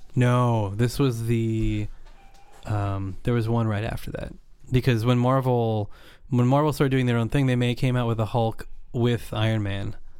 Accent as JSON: {"language": "English", "area": "Napa Valley", "region": "California", "country": "United States", "tie": "born or raised there", "said": "I grew up in Napa Valley"}